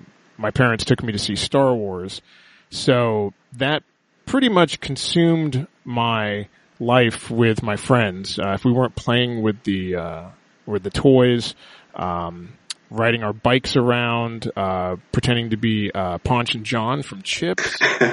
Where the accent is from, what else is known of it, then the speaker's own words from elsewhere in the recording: Los Angeles, California, United States; Yeah, and actually, yeah, I was born in L.A., but I grew up in the Valley, so it's taken me a long time to, like, you know, get rid of my accent